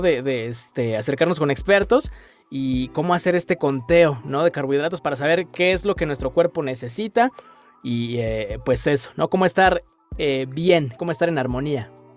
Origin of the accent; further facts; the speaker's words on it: Mexico; como mexicanos nos encanta comer